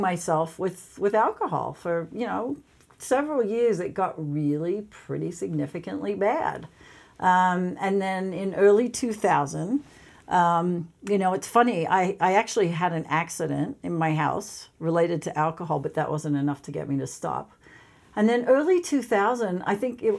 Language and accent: English; Sydney, New South Wales, Australia; moved away; I grew up in Australia. I grew up in Sydney, Australia.